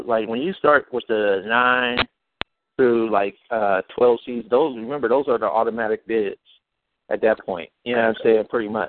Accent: Cleveland, Ohio, United States; Cleveland-born and raised, Buckeye-born and bred.

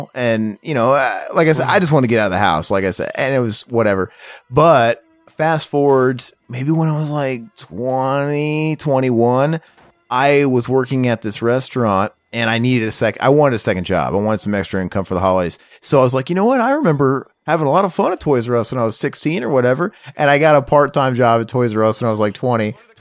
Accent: Midwest, United States; now in Phoenix, United States; I'm from the Midwest

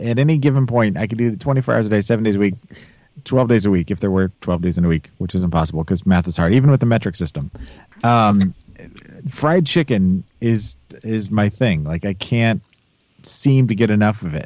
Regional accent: Kansas City, United States; I'm from Kansas City

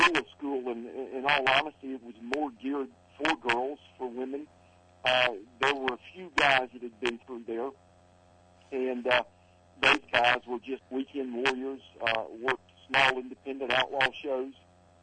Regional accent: Columbia, South Carolina, United States; my hometown of Columbia, South Carolina

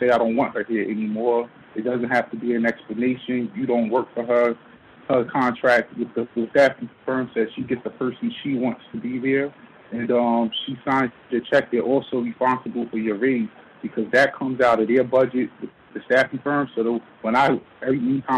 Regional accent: Jersey City, New Jersey, United States; now in New York, United States; growing up in Jersey City

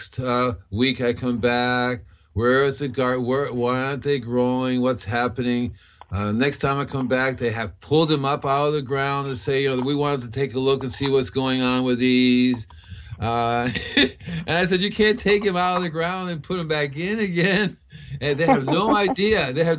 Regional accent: Puerto Rico; also born or lived in Cuba; As a kid, I grew up with it in Puerto Rico and Cuba.

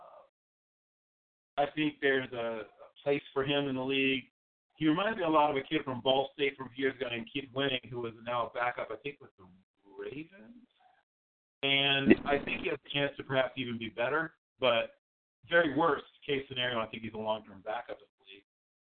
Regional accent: Virginia, United States; I grew up in Virginia

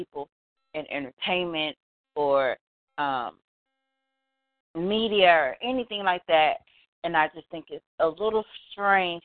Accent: Detroit, Michigan, United States; I was born and raised in Detroit, Michigan

